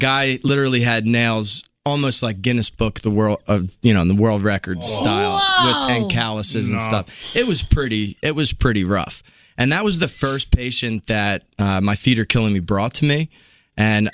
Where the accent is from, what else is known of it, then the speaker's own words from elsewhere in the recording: outside of Philadelphia, Pennsylvania, United States; moved away as an adult; now in New York City, United States; I grew up outside of Philadelphia. Philadelphia has my heart